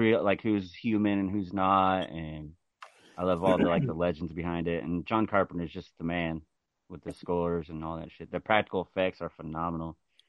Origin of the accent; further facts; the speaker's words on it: Wichita, Kansas, United States; I'm from Wichita, Kansas, right there, dead center of America, the Dingleberry of America, if you will.